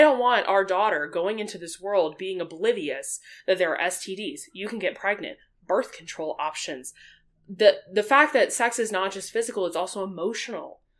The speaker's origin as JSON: {"language": "English", "area": "the Bible Belt", "region": "the South", "country": "United States", "tie": "born or raised there", "said": "I grew up in the Bible Belt. Yep. In the South."}